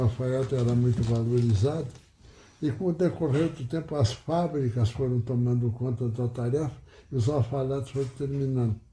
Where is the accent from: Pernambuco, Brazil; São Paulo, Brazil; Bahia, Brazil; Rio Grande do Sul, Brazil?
Rio Grande do Sul, Brazil; Pejuçara; now in Panambi, Brazil; eu nasci em Pejuçara, distrito de Cruz Alta, no dia 24 de abril de 1926.